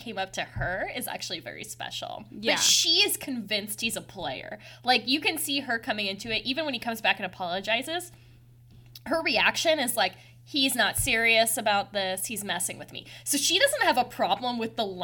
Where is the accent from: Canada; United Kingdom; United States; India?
United States; I'm an American